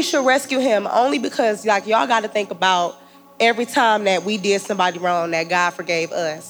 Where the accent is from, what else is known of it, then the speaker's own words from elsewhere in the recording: Detroit, Michigan, United States; I'm from Detroit.